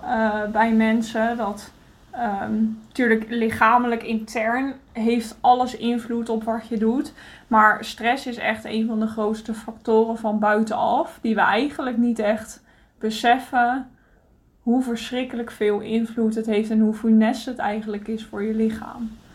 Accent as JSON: {"language": "Dutch", "country": "Netherlands", "moved": "yes", "lives_now": "Greece", "said": "wij mogen als Nederlanders"}